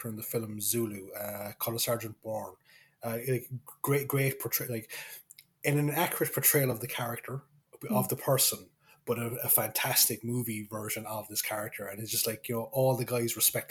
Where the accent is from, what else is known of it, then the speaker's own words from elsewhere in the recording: Kerry, Munster, Ireland; accent: Kerry; my accent kind of slipped back into Kerry